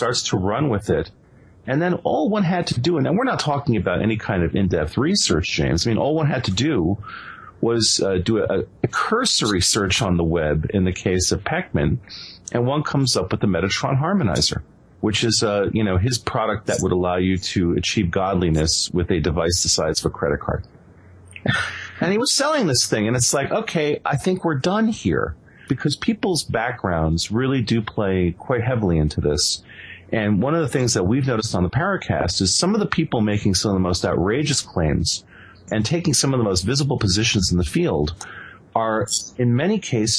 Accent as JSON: {"language": "English", "country": "Venezuela", "tie": "born or raised there", "said": "I actually spent a number of years growing up in Venezuela"}